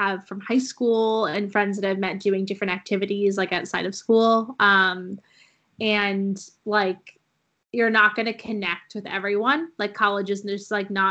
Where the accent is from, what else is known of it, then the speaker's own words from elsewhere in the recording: New England, United States; growing up in New England